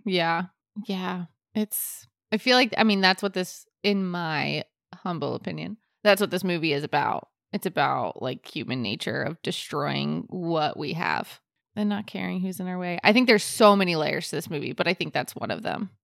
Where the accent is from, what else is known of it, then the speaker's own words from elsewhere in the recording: Florida, United States; I am from Florida